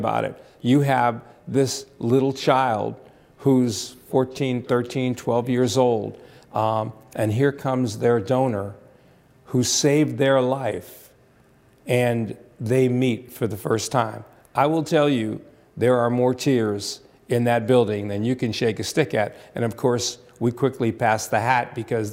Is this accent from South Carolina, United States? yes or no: no; Bryn Mawr, Pennsylvania, United States; moved away as an adult; also born or lived in Berwyn, Pennsylvania; I'm from Bryn Mawr, Pennsylvania, obviously local yokel